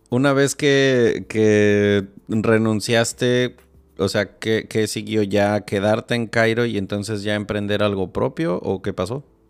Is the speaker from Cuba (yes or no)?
no; Morelia, Michoacán, Mexico; compartimos el ADN michoacano. Digo, yo viví, crecí muchos años en Morelia